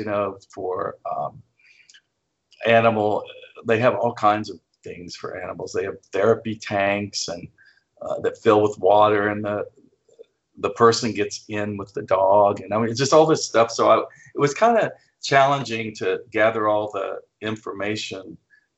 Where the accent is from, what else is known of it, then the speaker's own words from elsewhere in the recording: flat Oklahoma, United States; moved away; growing up in Flat, Oklahoma